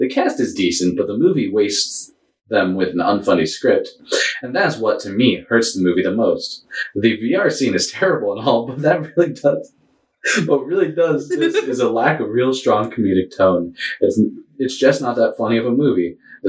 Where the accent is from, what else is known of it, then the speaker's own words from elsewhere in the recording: New England, United States; No, I'm from New England.